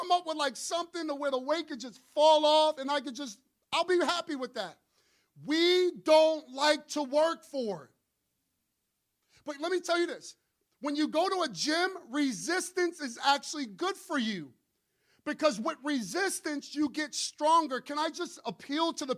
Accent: New York City, New York, United States; I'm from Brooklyn.

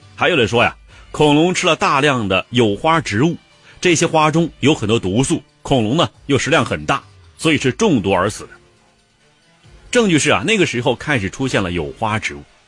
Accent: China; 我们中国人呢，则既有想象力又有概括力

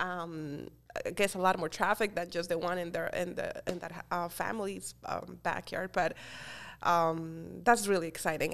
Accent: Colombia; English is a second language; moved away as an adult; also born or lived in Florida, United States / Pennsylvania, United States; now in Easton, United States; I'm originally from Colombia, I moved to the United States when I was 18 years old

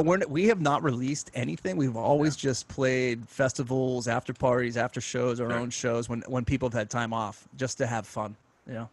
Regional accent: Pittsburgh, Pennsylvania, United States; moved away; also born or lived in Michigan; started playing piano when I grew up in Pittsburgh at about five

